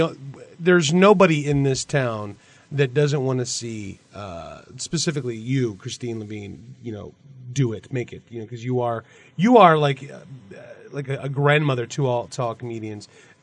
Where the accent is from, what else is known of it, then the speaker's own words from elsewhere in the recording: East Coast, United States; moved away as an adult; now in Portland, United States; I grew up on the East Coast, and everything is very, is considerably different over there.